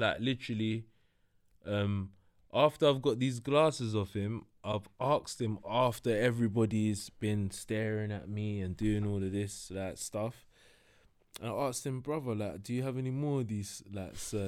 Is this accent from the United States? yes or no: no; London, United Kingdom; also born or lived in Broadwater Farm; I grew up in Tottenham and Hackney.